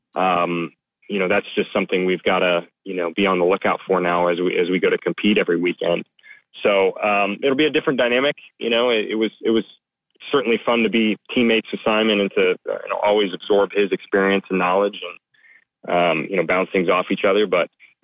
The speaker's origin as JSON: {"language": "English", "country": "United States", "said": "I'm an American"}